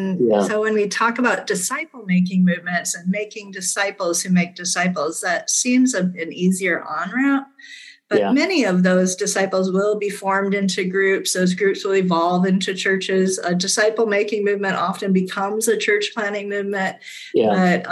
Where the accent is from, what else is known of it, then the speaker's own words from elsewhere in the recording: Ghana; also born or lived in Nigeria / Liberia; I'm actually a missionary kid. I grew up in West Africa. I was born in Nigeria and grew up in Ghana and Liberia.